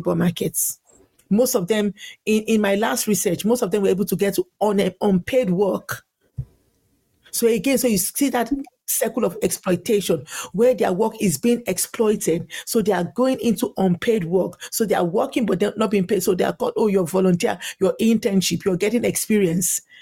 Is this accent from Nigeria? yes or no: yes; Nigeria; now in Ireland; I grew up in Nigeria